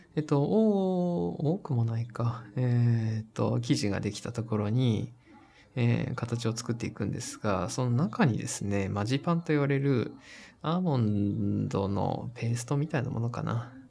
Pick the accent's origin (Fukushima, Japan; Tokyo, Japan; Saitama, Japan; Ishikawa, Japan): Fukushima, Japan; Koriyama; 私が住んでた福島の、あの、郡山というところで